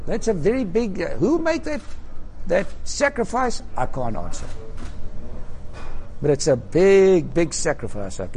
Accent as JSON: {"language": "English", "country": "South Africa", "said": "being a South African at that time"}